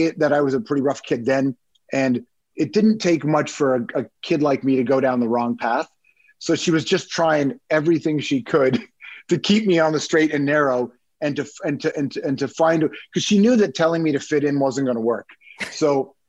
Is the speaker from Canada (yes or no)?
yes; Toronto, Ontario, Canada; also born or lived in Malton; we grew up in Toronto, West Side. So I don't know who knows the city, but I grew up in Rexdale